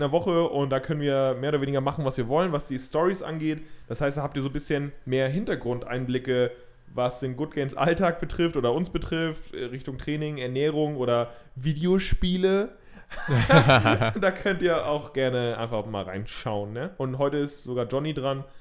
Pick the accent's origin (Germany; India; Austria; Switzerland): India; Als {S1} Inder muss ich das, glaube ich, auch sagen.